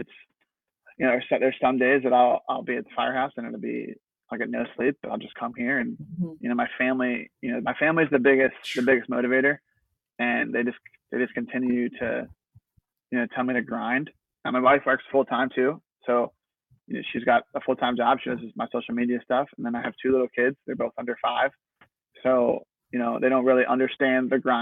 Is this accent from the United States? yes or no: yes; New Jersey, United States; moved away; I'm originally from New Jersey